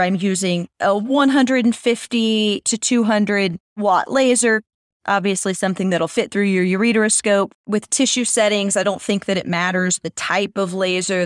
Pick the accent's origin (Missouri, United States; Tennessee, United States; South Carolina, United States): Missouri, United States; I'm from Missouri, where, we're known as the show me state